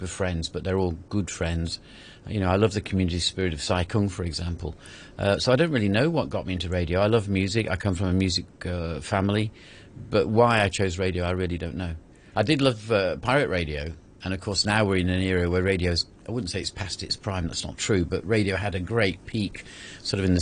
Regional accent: Derbyshire, East Midlands, United Kingdom; moved away as an adult; also born or lived in Cyprus / Falklands / Singapore / Puerto Galera; now in Hong Kong; being from Derbyshire, which is where I am originally, I was constantly monitoring myself to try and improve my accent

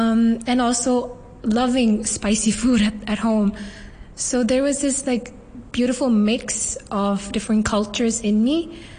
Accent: Hong Kong; also born or lived in Tamil Nadu, India (ancestry); So I am a Tamil Muslim born and raised in Hong Kong.

